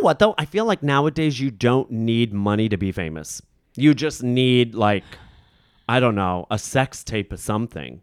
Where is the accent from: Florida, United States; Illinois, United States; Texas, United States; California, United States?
Illinois, United States; Rockford; accent: Midwestern; moved away; also born or lived in Chicago, Illinois; I grew up in Rockford, Illinois